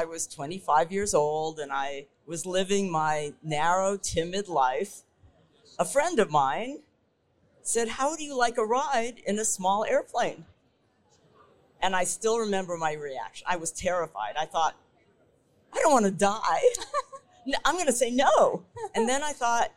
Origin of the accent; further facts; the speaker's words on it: Midwest, United States; first language English; moved away; also born or lived in Seattle, Washington; I'm the daughter of immigrants. I grew up in the Midwest